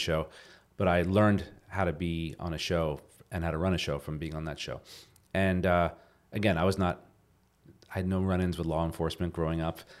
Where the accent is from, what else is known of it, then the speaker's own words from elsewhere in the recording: New Jersey, United States; moved away as an adult; now in Los Angeles, United States; growing up in New Jersey